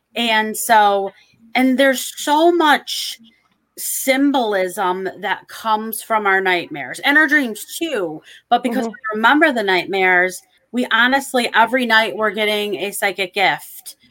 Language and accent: English; Michigan, United States; I'm from Michigan, so we have water everywhere